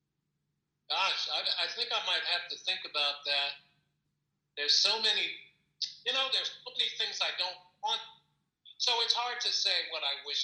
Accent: New York City, New York, United States; now in Colorado, United States; I am from New York. In Brooklyn is where I was born and grew up

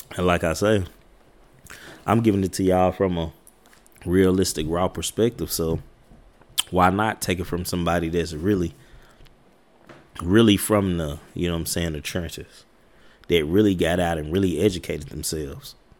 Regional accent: United States; I come from Highland Park projects

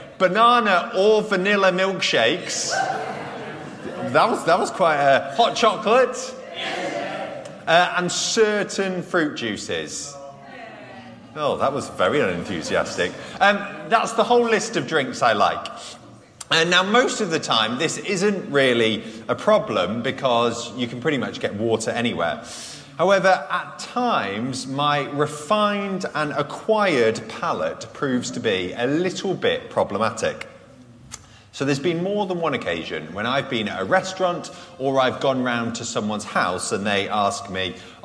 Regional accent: United Kingdom; I'm British

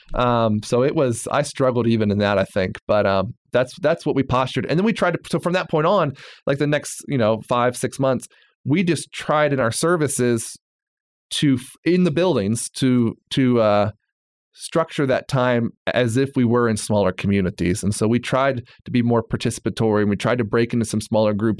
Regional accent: Bible Belt, Southern United States, United States; moved away as an adult; I'm from the Bible Belt.

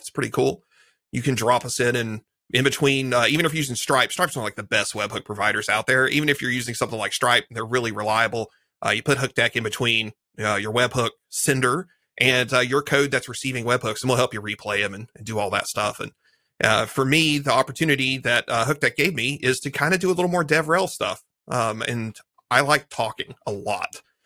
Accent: Eastern Kentucky, United States; now in Graham, United States; I'm in the, from the South. I was from Eastern Kentucky, middle of nowhere

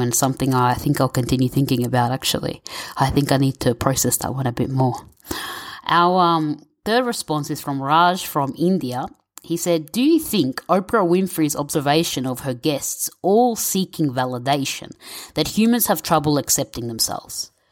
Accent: Victoria, Australia; My parents are Egyptian, but I was born and raised in Victoria, Australia

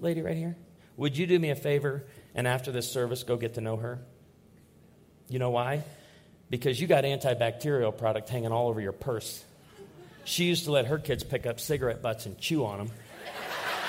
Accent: Naperville, Illinois, United States; I grew up outside of Naperville, Illinois. I was born in Naperville, Illinois

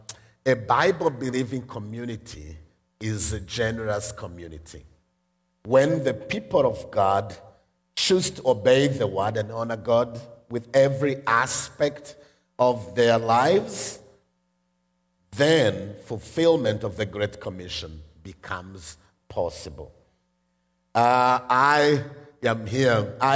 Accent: Rwanda; I am from Rwanda

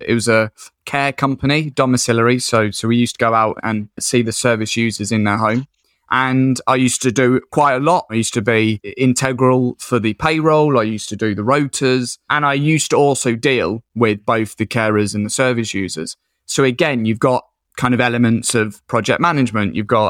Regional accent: Colchester, East of England, United Kingdom; now in Whitby, United Kingdom; So I'm from Colchester in Essex originally, but I moved up to Whitby in North Yorkshire, which is a little seaside fishing town.

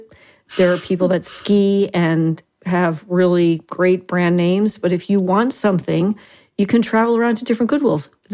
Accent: New Jersey, United States; now in Tucson, United States; And I am from Jersey

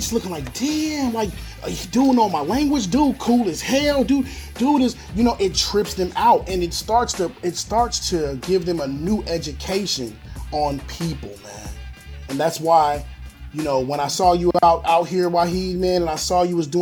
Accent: United States; moved away as an adult; now in Philippines; We as Black American men coming here

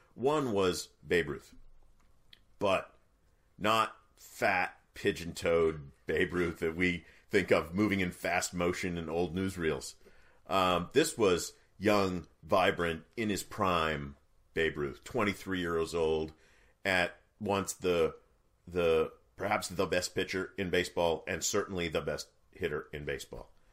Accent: New England, United States; born and raised in New England

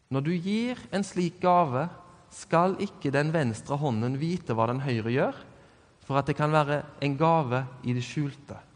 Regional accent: Norway; Det at jeg er norsk, det definerer meg jo absolutt at de tilhører ei slekt.

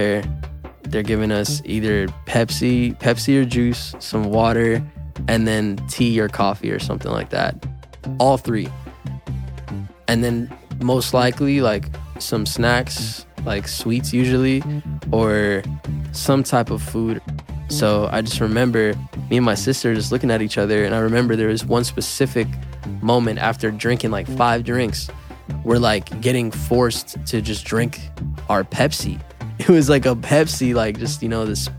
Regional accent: New Haven, Connecticut, United States; I'm from New Haven, Connecticut

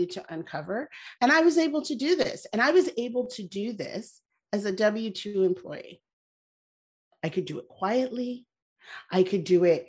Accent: Canada; I was born in Canada. My parents emigrated there from Barbados

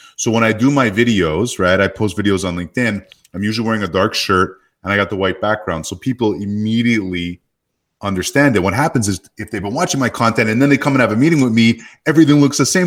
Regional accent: Canada; now in Phoenix, United States; I live in Phoenix, Arizona, 'cause I grew up in Canada and there's no snow where I live

